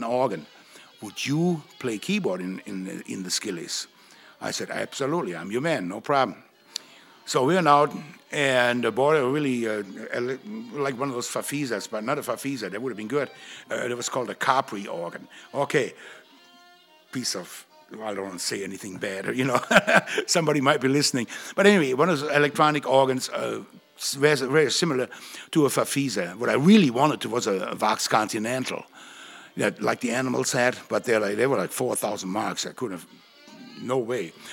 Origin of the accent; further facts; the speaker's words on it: Gevelsberg, North Rhine-Westphalia, Germany; now in United States; a music teacher in my hometown, Gevelsberg, West Germany